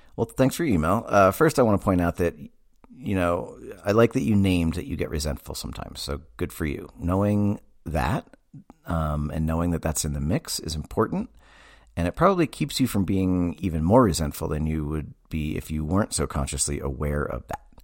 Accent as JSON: {"language": "English", "region": "Massachusetts", "country": "United States", "tie": "born or raised there", "said": "I grew up in Massachusetts"}